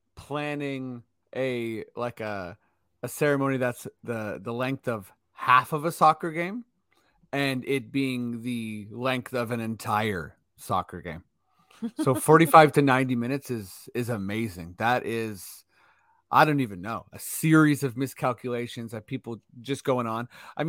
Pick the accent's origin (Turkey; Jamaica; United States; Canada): Canada; Toronto, Ontario; And since we're from Toronto, we don't necessarily have a team